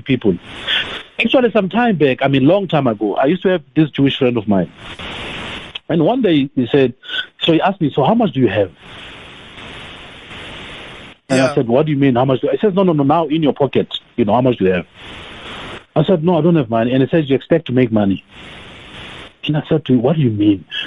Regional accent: Tembisa, Gauteng, South Africa; I'm from Tembisa.

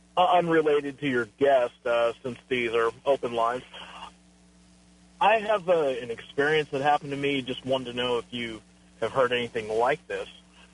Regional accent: Virginia, United States; now in Dallas, United States; I grew up in Virginia, right by a military base.

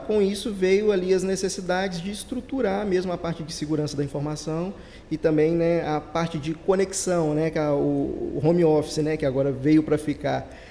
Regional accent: Ubá, Minas Gerais, Brazil; a gente é de Minas, né, de Ubá, interior de Minas

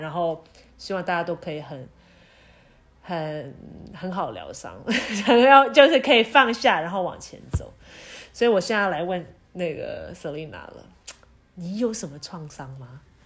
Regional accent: Taiwan; 我说我台湾人

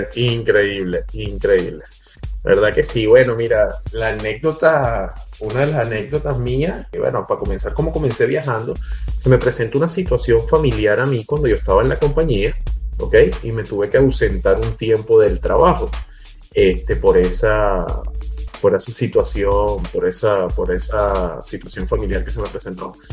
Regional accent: Caracas, Capital District, Venezuela; now in United States; soy de Caracas, Venezuela. En este momento me encuentro en Estados Unidos

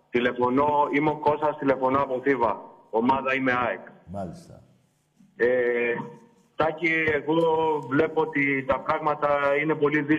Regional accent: Greece; now in Thebes, Greece; Αλλά πάνω απ' όλα είμαστε Έλληνε.

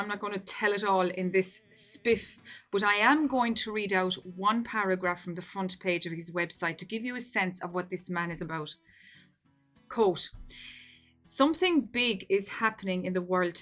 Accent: Ireland; my home country here in Wexford in Ireland

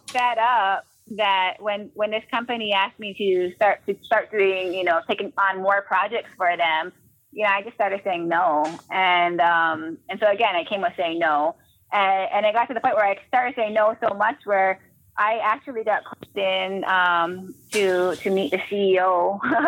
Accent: Hawaii, United States; I grew up in Hawaii

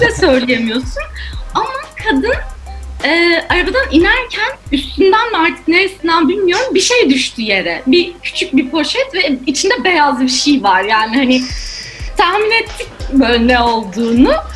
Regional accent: Ankara, Turkey; Yani orada büyüdüm

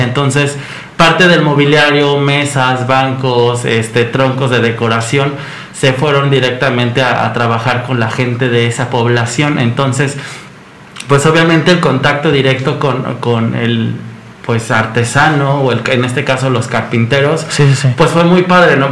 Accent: Mexico; como mexicanos

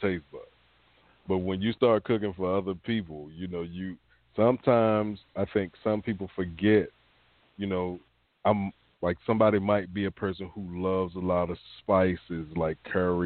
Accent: the South, United States; I grew up in the South

